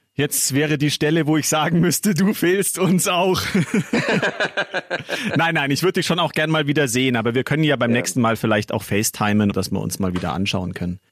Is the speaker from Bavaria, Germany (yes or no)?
yes; Munich, Bavaria, Germany; ich bin auch in München geboren, aber meine Mama ist da aus der Nähe von Mainz und zu Hause wird mhm. halt immer Hochdeutsch gesprochen